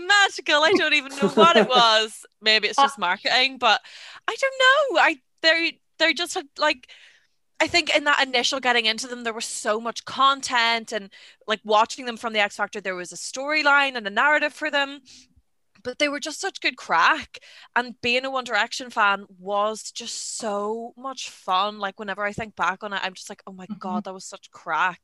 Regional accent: Ireland; moved away as an adult; also born or lived in Belfast, Northern Ireland; I am from Donegal in the Republic of Ireland, but then I came to Belfast in Northern Ireland for university

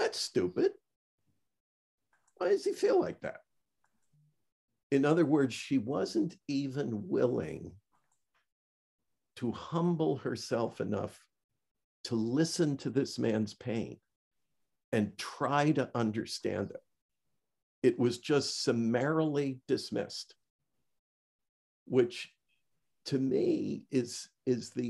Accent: Niagara Frontier, Western New York State, United States; moved away as an adult; also born or lived in Washington, D.C. area / Manassas, Virginia; When I moved from my hometown, Van, our shared homeland of Western New York State, Niagara Frontier, and I moved to the Washington, D.C. area

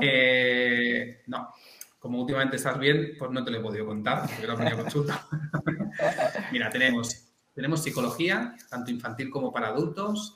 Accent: Llobregat, Catalonia, Spain; soy del Llobregat y, usamos jerga más directa

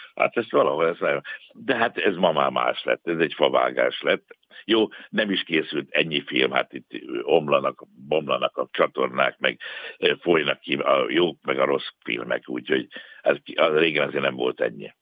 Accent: Budapest, Hungary; ekkorát nem tudtam álmodni a Csengeri utcából, meg a Angyalföldről

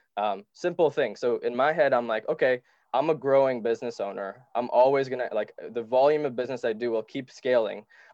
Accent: Dubai, United Arab Emirates; also born or lived in Sri Lanka; I moved to Dubai where we were poor and didn't have much

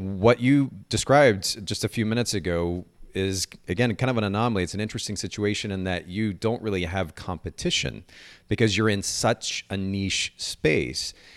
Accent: Japan; moved away; I grew up in Japan

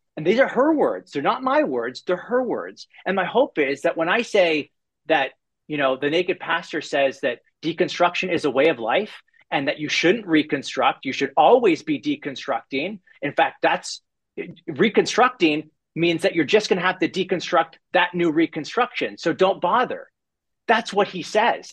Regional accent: Canada; I'm a Canadian

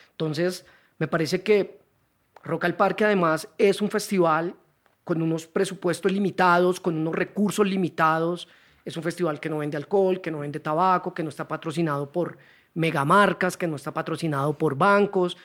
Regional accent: Neiva, Huila, Colombia; moved away as an adult; also born or lived in Cali; now in Bogotá, Colombia; por temas del trabajo de mi papá nos tocó ir a Neiva, 10 años

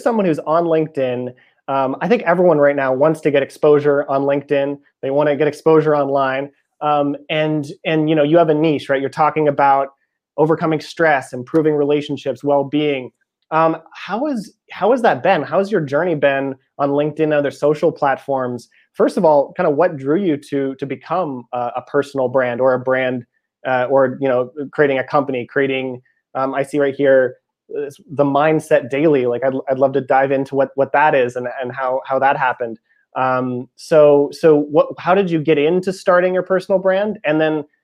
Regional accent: Northern California, United States; I grew up in Northern California

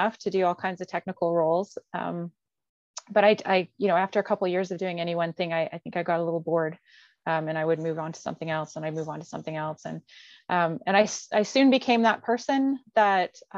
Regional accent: Calgary, Alberta, Canada; also born or lived in Montreal; I was born and raised here in Calgary

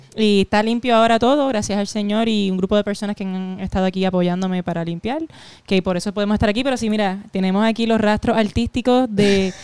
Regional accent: Puerto Rico; also born or lived in New Hampshire, United States; yo nací en New Hampshire porque para ese tiempo mi papá trabajaba en Estados Unidos. Eh, fue uno de los profesionales que pues tuvo que irse de la isla a buscar la oportunidad. Y yo nací allá. Y entonces, pero rápido nos mudamos a Puerto Rico

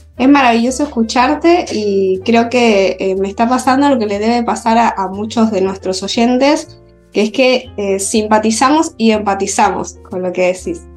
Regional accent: Granada, Andalusia, Spain; moved away as an adult; also born or lived in Madrid; now in Argentina; yo soy española de Granada

